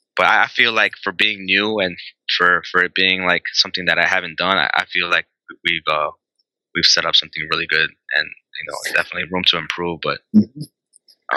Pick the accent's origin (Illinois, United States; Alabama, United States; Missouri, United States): Illinois, United States; Chicago; I'm pretty much born and raised here